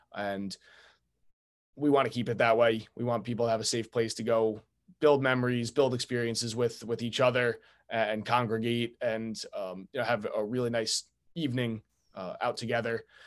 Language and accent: English; Long Island, New York, United States; moved away as an adult; now in Newport, United States; was born and raised on Long Island